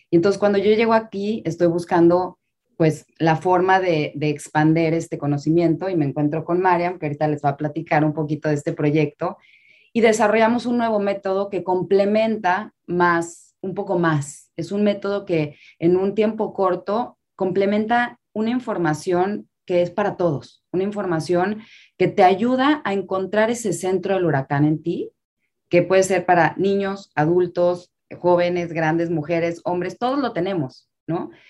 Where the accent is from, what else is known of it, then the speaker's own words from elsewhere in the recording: Mexico City, Mexico; now in Miami, United States; Y vengo de la Ciudad de México a vivir a Miami